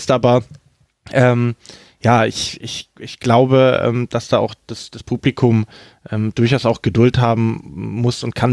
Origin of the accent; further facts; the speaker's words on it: Stuttgart, Baden-Württemberg, Germany; schwer, wenn ich das als Stuttgarter sage, aber man, man kann in Köln eigentlich sehr dankbar sein für ein weiteres Jahr Bundesliga